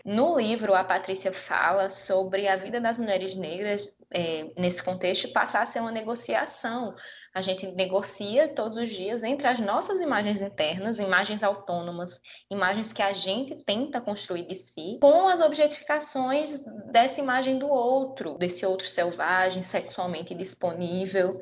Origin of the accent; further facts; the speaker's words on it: Paraíba, Brazil; nascida e criada na Paraíba